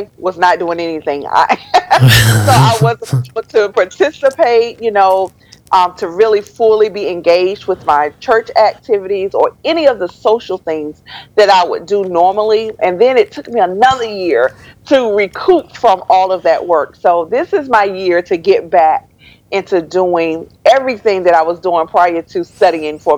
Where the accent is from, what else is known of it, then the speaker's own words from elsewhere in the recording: Winston-Salem, North Carolina, United States; moved away as an adult; also born or lived in Charlotte, North Carolina / Greensboro, North Carolina; now in Maryland, United States; I was born in Winston-Salem